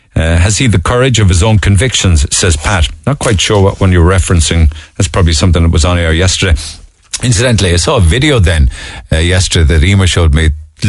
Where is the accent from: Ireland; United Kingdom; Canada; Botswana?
Ireland; Cork, Munster; I'm 41. I grew up near Cork City Centre.